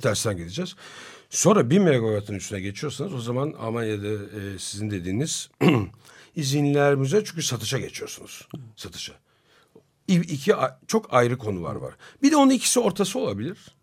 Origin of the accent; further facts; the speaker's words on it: Turkey; biz Türk'üz, biz burada çalışıyoruz.